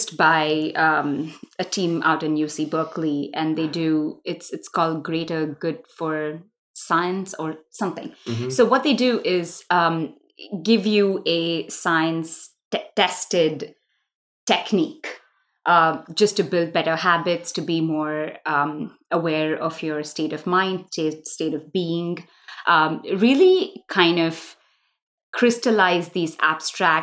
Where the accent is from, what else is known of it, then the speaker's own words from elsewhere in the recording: Mumbai, Maharashtra, India; moved away; I grew up in Mumbai when it was still Bombay, so I kind of refuse to call it Mumbai, but for the world I do. I grew up, I was born there, I was raised there.